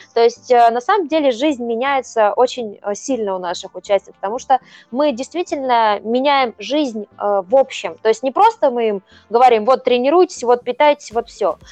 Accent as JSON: {"language": "Russian", "town": "Voronezh", "region": "Voronezh Oblast", "country": "Russia", "tie": "born or raised there", "said": "в моем родном городе, да, мы же живем в Воронеже"}